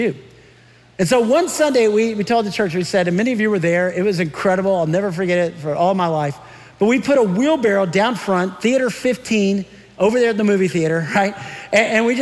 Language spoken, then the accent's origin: English; San Antonio, Texas, United States; moved away; I grew up in San Antonio, Texas, which is about 85 miles from Uvalde